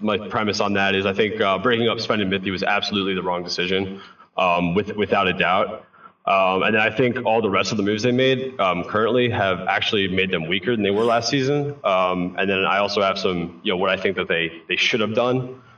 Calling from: New Jersey, United States; What's up, Travis? Long time no see. Jersey.

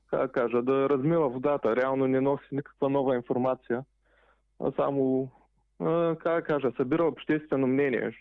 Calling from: Eindhoven, North Brabant, Netherlands; Ами в момента съм Файнтховен.

